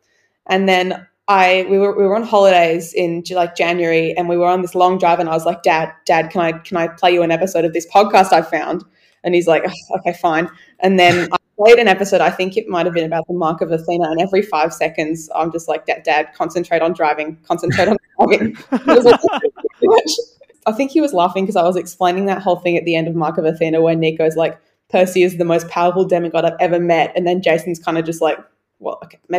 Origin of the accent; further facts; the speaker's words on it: Australia; And I'm fine, I'm Australian.